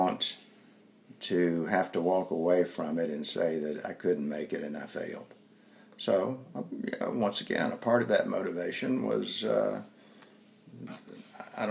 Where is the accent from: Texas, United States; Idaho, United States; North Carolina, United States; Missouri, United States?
North Carolina, United States; accent: southern; I told him I was from North Carolina